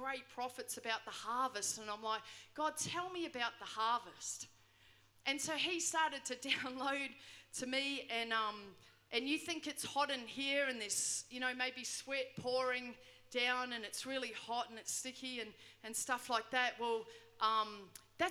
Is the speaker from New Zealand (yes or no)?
yes; New Zealand; moved away; I grew up in New Zealand